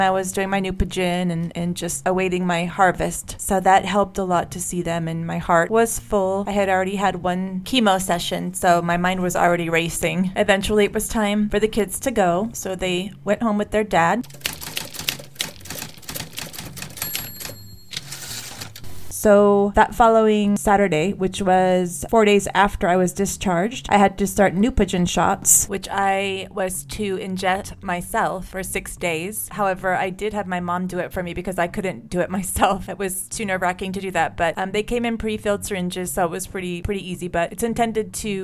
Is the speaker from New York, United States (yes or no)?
no; California, United States; I'm from California